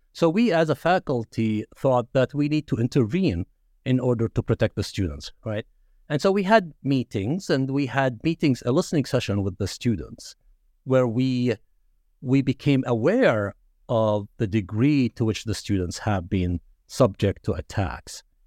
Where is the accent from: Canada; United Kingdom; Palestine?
Palestine; Nablus, West Bank; moved away as an adult; now in Madison, United States; I grew up in Nablus